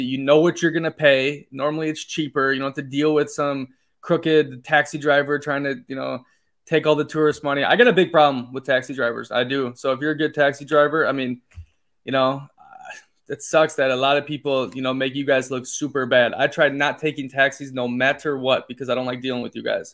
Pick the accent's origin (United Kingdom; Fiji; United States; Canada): United States; moved away as an adult; also born or lived in Denmark / Poland / Italy; I grew up in the United States